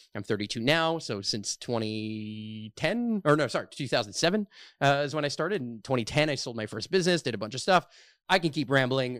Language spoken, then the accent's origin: English; Montreal, Quebec, Canada; I'm born and raised here in Montreal